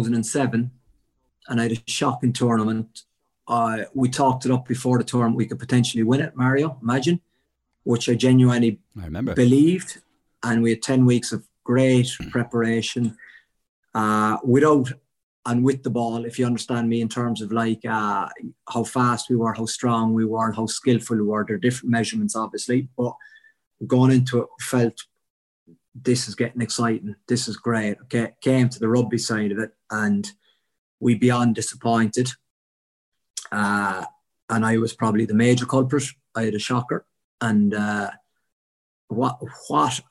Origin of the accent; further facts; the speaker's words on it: Cork, Munster, Ireland; I'm from Cork